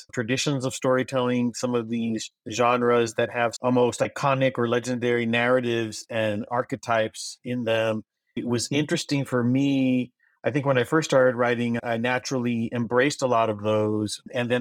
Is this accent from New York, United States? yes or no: no; Brownsville, Texas, United States; first language Spanish; English is a second language; I was born and raised in Brownsville, Texas